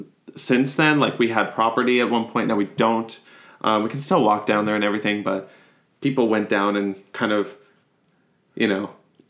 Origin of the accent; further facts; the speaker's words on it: Boularderie Island, Nova Scotia, Canada; So I went to school in Sydney Mines, North Sydney area.